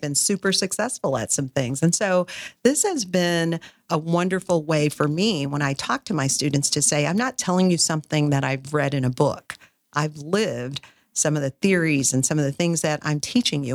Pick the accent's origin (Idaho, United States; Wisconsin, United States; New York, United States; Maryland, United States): Wisconsin, United States; moved away; also born or lived in Fort Worth, Texas; I'm originally from Wisconsin